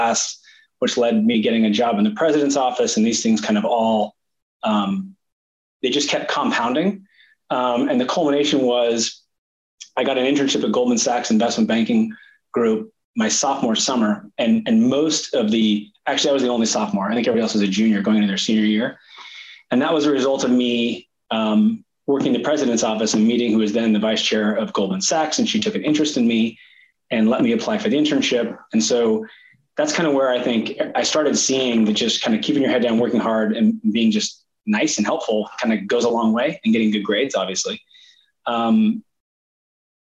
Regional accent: Sacramento, California, United States; I was born and raised in Sacramento, California

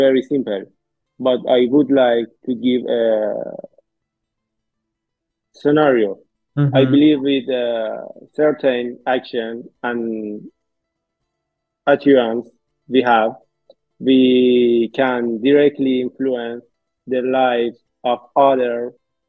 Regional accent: Iran; born or raised there

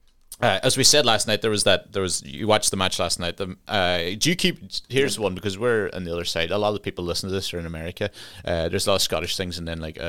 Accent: Ireland; now in United Kingdom; we're Irish

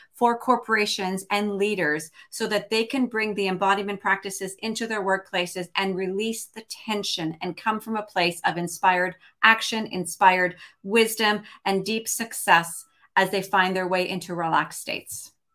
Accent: Montreal, Quebec, Canada; also born or lived in Toronto, Canada / Vancouver area, British Columbia, Canada; now in British Columbia, Canada; from Montreal, lived in Toronto for thirty-two

